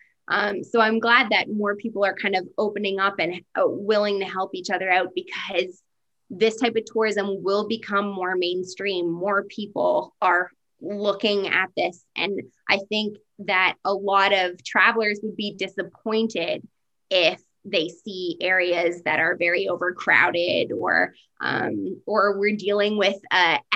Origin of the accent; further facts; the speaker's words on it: Canada; we can say that we're Canadian